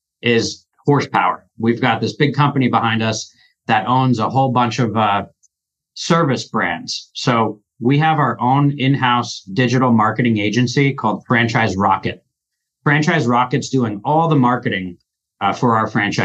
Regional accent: New Jersey, United States; moved away as an adult; now in Omaha, United States; I'm from New Jersey, born and raised

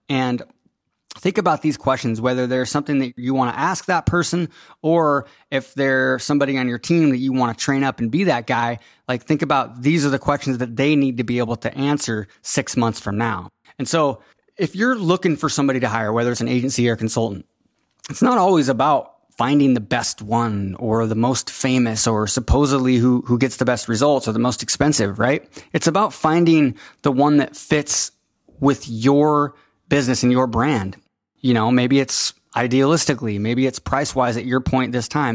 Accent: Enumclaw, Washington, United States; Enum Claw High School, which is where I went to high school, small town

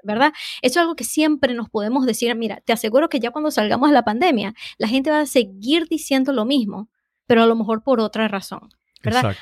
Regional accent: Venezuela; now in Boston, United States; soy de Venezuela

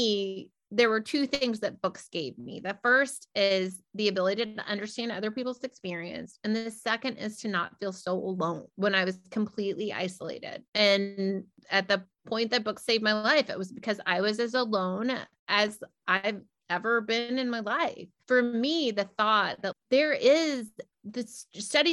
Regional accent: the South, United States; as a white person growing up in the South

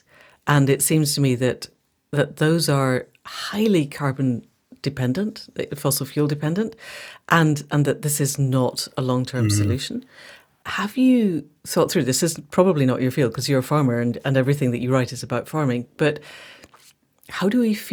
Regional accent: Scotland, United Kingdom; I speak as a Scot

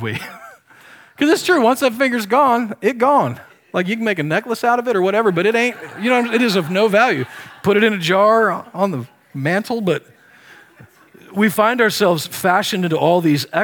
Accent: Nebraska, United States; I grew up in Nebraska

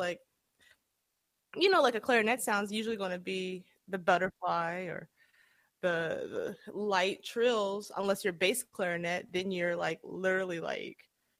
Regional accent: Atlanta, Georgia, United States; And so, because I'm from Atlanta, ordinarily, that's where I spent most of my, you know, my younger years.

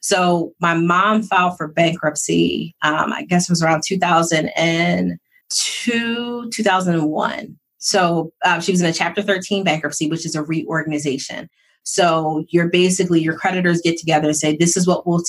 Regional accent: Philadelphia, Pennsylvania, United States; also born or lived in North Jersey; I was born outside of New York because my dad was an executive for McDonald's. So I was like North Jersey type. And then we moved back. So I'm from Philly.

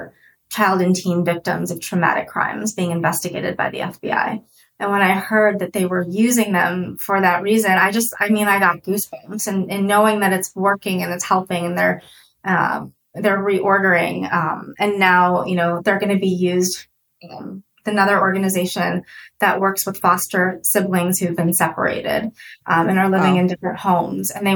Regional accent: United States; also born or lived in Russia; I came to the States when I was 2

